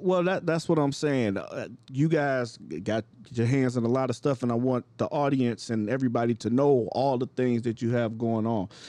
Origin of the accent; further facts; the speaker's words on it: Cleveland, Ohio, United States; now in Chicago, United States; My hometown of Cleveland